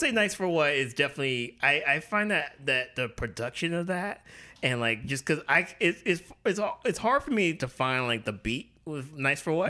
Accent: the South, United States; I grew up in the South

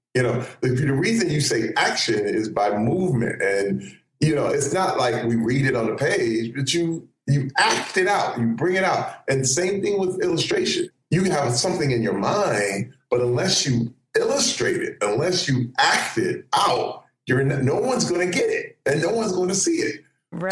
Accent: Flint, Michigan, United States; I grew up in Flint, Michigan

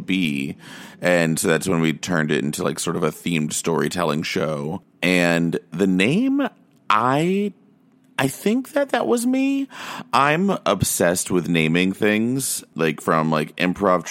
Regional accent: Austin, Texas, United States; moved away as an adult; also born or lived in Pflugerville / Round Rock; now in New York, United States; I grew up in Austin, or just outside of Austin

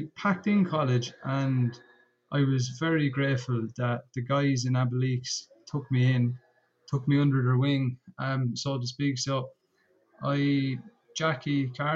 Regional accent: Portlaoise, Laois, Ireland; I'm from Portlaoise

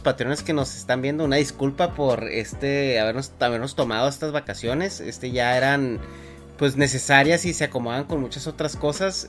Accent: Mexico; yo de México

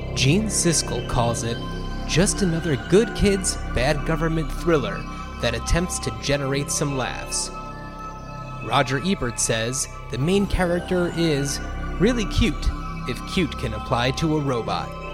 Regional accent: New Jersey, United States; now in Portland, United States; We are from New Jersey, uh, just outside of New York

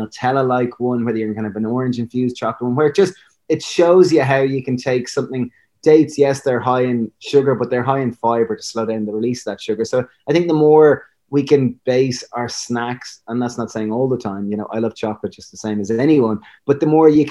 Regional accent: Ireland; I'm a divil being Irish

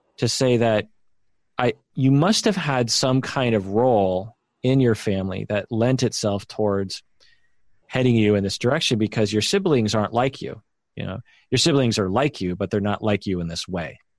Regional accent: Sammamish, Washington, United States; sort of a country road, which is where we grew up in Sammamish

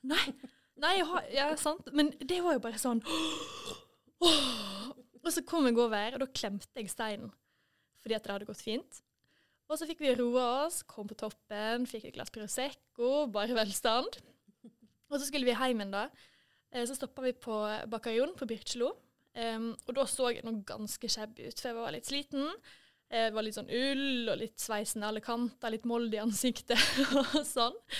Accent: Måløy, Vestland, Norway; also born or lived in Deknepollen; now in Førde, Norway; hjemme i Måløy. Og det savner jeg jo litt i Førde.

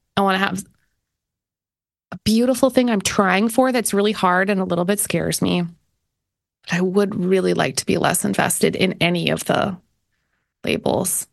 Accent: Canada; moved away; being Canadian

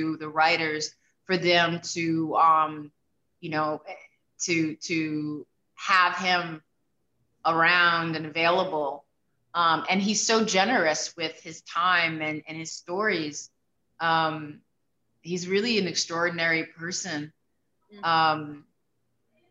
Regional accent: New York City, New York, United States; I grew up in the South Bronx

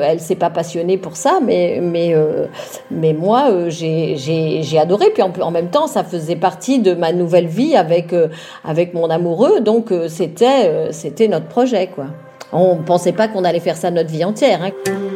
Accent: Vosges, Grand Est, France; moved away; Je viens d'une famille de l'Est

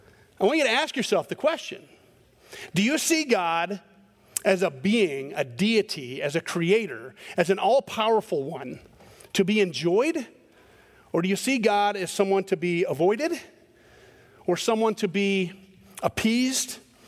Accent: Scotland, United Kingdom; I'm a Scotsman, and so we're angry about everything.

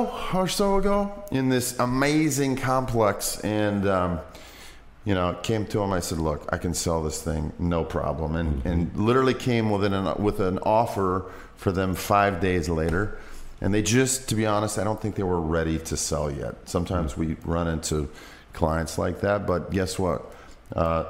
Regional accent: Western Nebraska, United States; moved away as an adult; also born or lived in Iowa / Cabarete, Dominican Republic; I'm originally from Western Nebraska. Grew up on a big cattle ranch. Spent my entire life there, really, up until college

